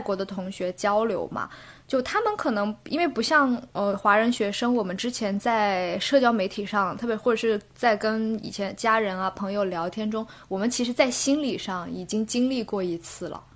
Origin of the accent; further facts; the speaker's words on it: Guilin, Guangxi, China; moved away as an adult; also born or lived in Beijing; now in London, United Kingdom; 从北京回到家，我是桂林人，回到桂林之后呢